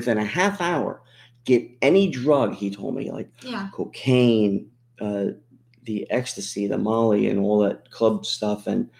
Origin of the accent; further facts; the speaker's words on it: Pennsylvania, United States; growing up in Pennsylvania